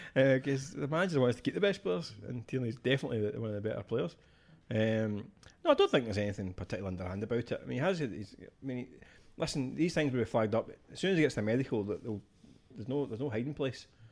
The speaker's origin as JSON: {"language": "English", "region": "Scotland", "country": "United Kingdom", "said": "a Scottish football fan"}